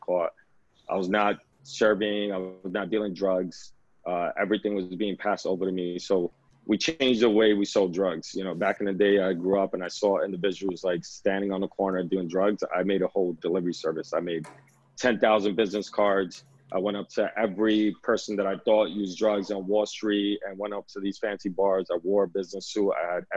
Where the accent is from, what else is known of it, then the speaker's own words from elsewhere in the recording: New York City, New York, United States; I was born and raised in the Lower East Side, still live here, probably gonna die here